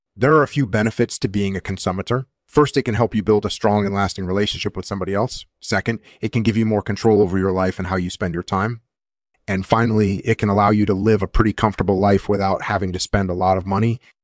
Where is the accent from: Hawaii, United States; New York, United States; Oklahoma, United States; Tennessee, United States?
Hawaii, United States; moved away as an adult; also born or lived in California; I grew up in Hawaii